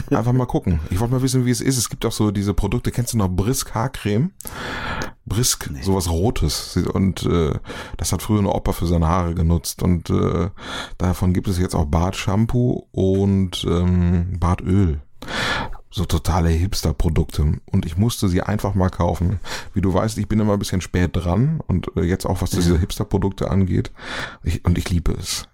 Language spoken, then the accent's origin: German; North Rhine-Westphalia, Germany; meine Heimat, Ostwestfalen